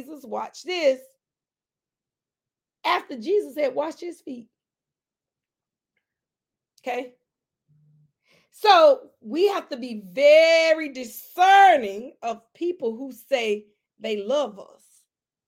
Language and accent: English; McCormick, South Carolina, United States; in my hometown, McCormick.